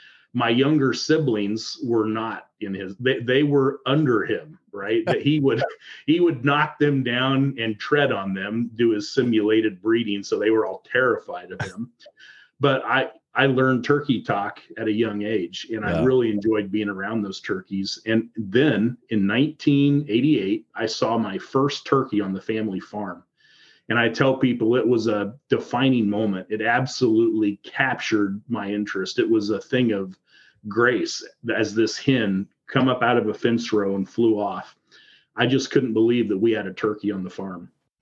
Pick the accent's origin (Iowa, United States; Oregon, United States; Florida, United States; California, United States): Iowa, United States; So I'm from Southern Iowa, and when most people think about Iowa, they think about driving through Iowa.